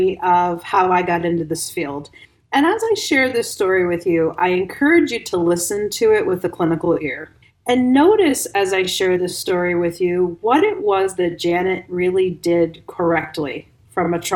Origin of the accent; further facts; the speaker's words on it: Ohio, United States; moved away as an adult; also born or lived in Bosnia and Herzegovina; I'm from Ohio